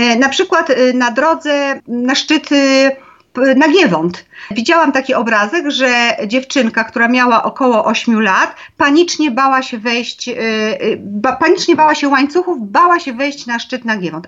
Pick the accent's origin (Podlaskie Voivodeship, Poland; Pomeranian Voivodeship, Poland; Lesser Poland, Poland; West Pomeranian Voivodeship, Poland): Lesser Poland, Poland; Zakopane; u nas e, w Zakopanem